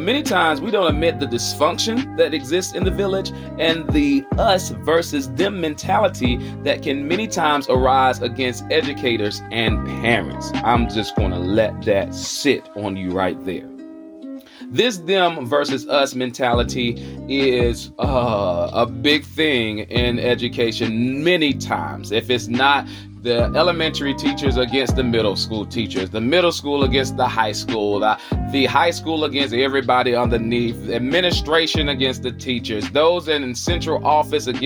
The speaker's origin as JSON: {"language": "English", "town": "Charlotte", "region": "North Carolina", "country": "United States", "accent": "Southern"}